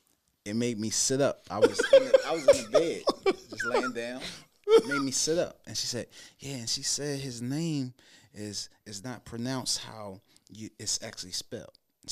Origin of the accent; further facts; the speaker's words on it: Philadelphia, Pennsylvania, United States; now in New Jersey, United States; So I'm a Philadelphian, born and raised West Philly city. But I live suburban in New Jersey now.